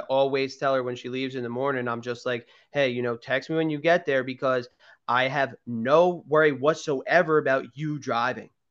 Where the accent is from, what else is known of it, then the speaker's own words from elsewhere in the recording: Garnet Valley, Pennsylvania, United States; where I grew up in Garnet Valley